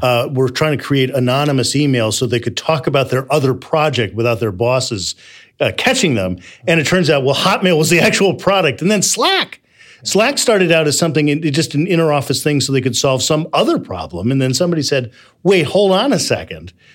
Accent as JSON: {"language": "English", "region": "Midwest", "country": "United States", "said": "I'm from the Midwest"}